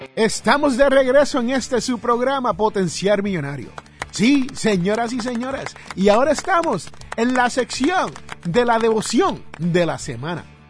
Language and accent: Spanish; New Jersey, United States; allá en mi barrio, eh, donde yo nací en New Jersey